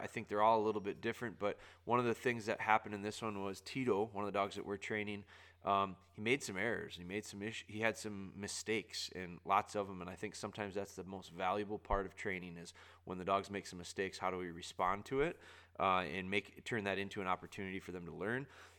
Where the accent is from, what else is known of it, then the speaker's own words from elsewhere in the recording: Pulaski, Wisconsin, United States; I'm from Wisconsin, up near Green Bay, a little town called Pulaski.